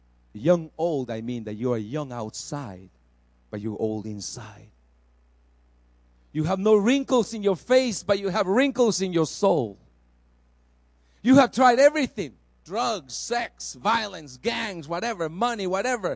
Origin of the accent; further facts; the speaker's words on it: El Salvador; moved away; I was a traditional Catholic in a Catholic school in El Salvador